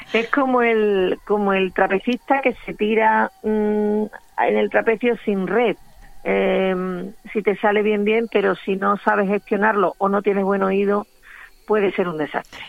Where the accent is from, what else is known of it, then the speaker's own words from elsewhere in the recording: San Juan de Aznalfarache, Andalusia, Spain; now in Seville, Spain; me crié toda mi infancia en un pueblecito que está nada más cruzar el, el un puente muy cerquita de Sevilla que se llama San Juan de Aznalfaray